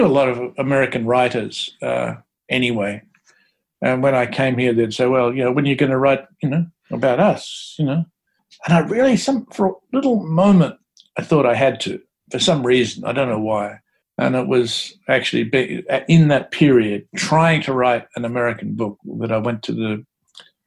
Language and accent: English; Bacchus Marsh, Victoria, Australia; moved away as an adult; also born or lived in Geelong; now in New York, United States; I grew up in Bacchus Marsh, you know, which is predominantly working class, lower middle class town